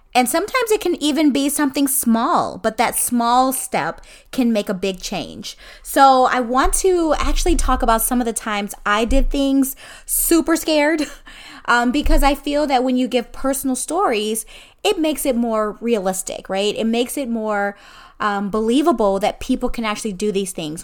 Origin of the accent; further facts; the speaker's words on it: Illinois, United States; moved away as an adult; now in Florida, United States; I was born and raised in Illinois. So Illinois is always home